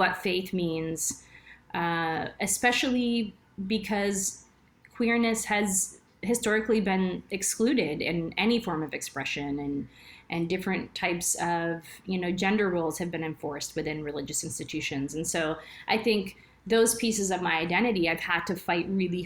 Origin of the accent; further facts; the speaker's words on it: Texas, United States; moved away as an adult; now in Alberta, Canada; I'm from Texas originally, and now I moved to Canada almost 20 years ago